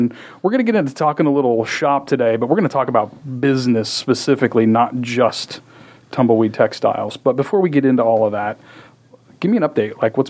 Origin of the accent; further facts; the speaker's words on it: Texas, United States; I tell the person I'm from Texas